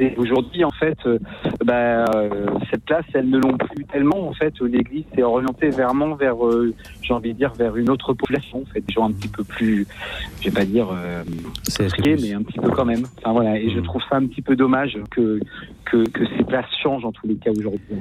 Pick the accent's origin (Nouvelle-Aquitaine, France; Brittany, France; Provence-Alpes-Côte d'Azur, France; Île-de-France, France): Brittany, France; Lorient; je suis de, de Lorient et je suis aujourd'hui éducateur